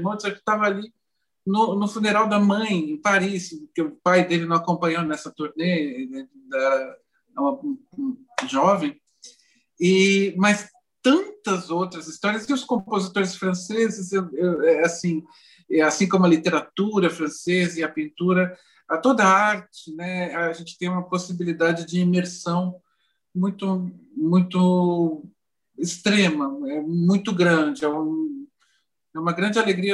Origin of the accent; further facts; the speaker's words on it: São Paulo, Brazil; moved away as an adult; now in Rio de Janeiro, Brazil; eu sou paulistano.